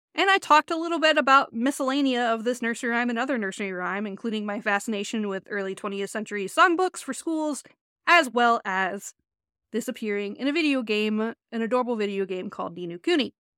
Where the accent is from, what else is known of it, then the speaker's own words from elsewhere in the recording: Cleveland, Ohio, United States; I'm from the Cleveland, Ohio area.